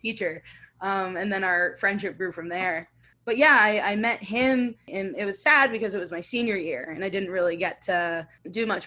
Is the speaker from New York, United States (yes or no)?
no; Fort Myers, Florida, United States; I was born in Fort Myers, Florida. I was born and raised there, same house